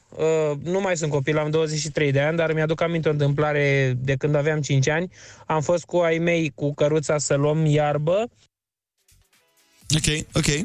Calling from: Pantelimon, Romania; din Pantelimon

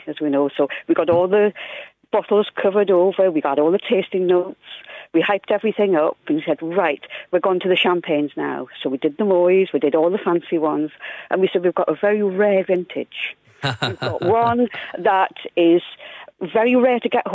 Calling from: Newcastle upon Tyne, North East England, United Kingdom; I'm phoning from Newcastle

